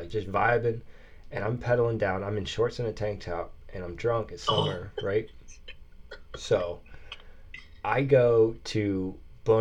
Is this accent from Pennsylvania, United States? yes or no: yes; Lebanon, Pennsylvania, United States; moved away as an adult; also born or lived in Philadelphia; I think I might have moved back to Lebanon